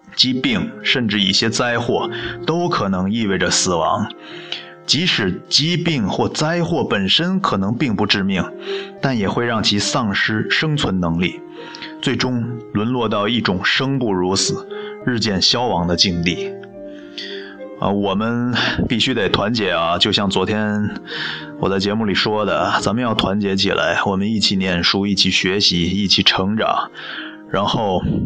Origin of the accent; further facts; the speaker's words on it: China; 我是中国人